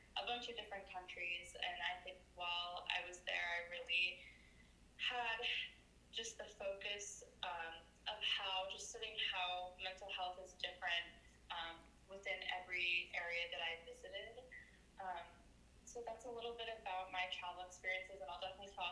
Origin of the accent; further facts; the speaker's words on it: New York, United States; now in Connecticut, United States; I am currently living in Connecticut, but I'm from New York.